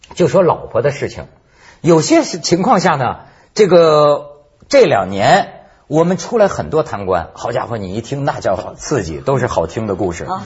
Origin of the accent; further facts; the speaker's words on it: China; 我们中国人